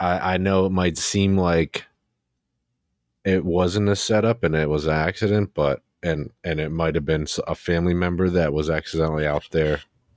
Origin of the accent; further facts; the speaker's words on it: New Jersey, United States; I'm fucking from New Jersey.